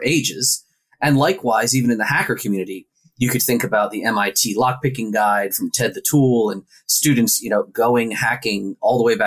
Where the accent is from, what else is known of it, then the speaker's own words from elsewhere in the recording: Philadelphia, Pennsylvania, United States; I'm from Philadelphia